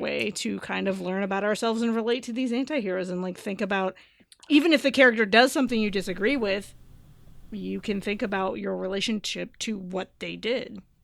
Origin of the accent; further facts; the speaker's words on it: Bay Area, California, United States; growing up in the Bay Area